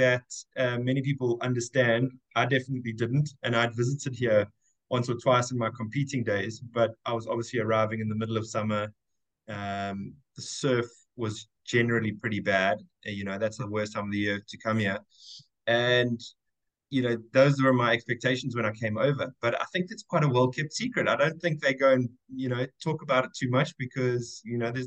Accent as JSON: {"language": "English", "town": "Durban", "region": "KwaZulu-Natal", "country": "South Africa", "tie": "born or raised there", "moved": "as an adult", "lives_now": "Scarborough, United Kingdom", "said": "Grew up in Durban, South Africa."}